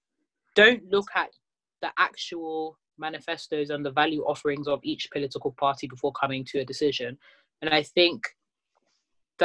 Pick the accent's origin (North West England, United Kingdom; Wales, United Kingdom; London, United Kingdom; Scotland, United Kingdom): London, United Kingdom; I'm someone that has been born and raised in North London, Tottenham specifically